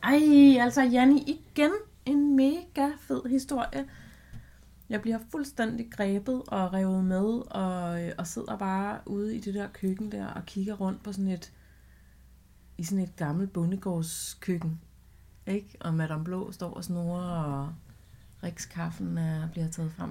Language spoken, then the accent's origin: Danish; Vestegnen, Capital Region of Denmark, Denmark; jeg er fra Vestegnen